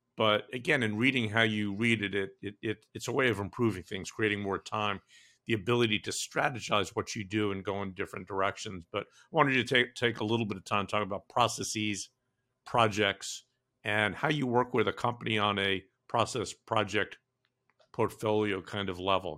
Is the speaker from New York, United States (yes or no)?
yes; New York, United States; I grew up in New York, in Brooklyn